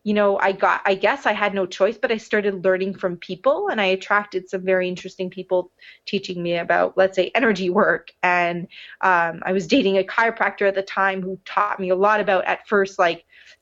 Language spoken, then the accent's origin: English; Montreal, Quebec, Canada; moved away; here I am back in Montreal, my hometown